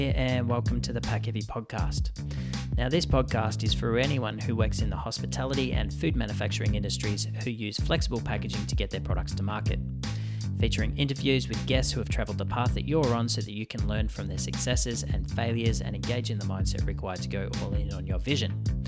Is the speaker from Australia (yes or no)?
yes; southeastern Australia, Australia; now in Canada; where I grew up in the southeastern pocket of, um, Australia